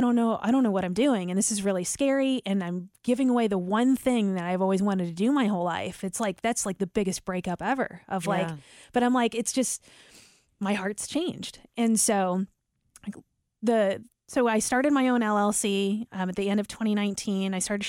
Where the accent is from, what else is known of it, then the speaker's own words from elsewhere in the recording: St. Louis, Missouri, United States; there was a morning show I grew up listening to in St. Louis, and I just felt like they were my friends.